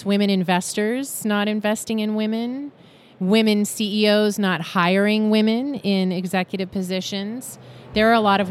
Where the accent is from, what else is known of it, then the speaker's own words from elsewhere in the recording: Central Valley of California, United States; We are both from the Central Valley of California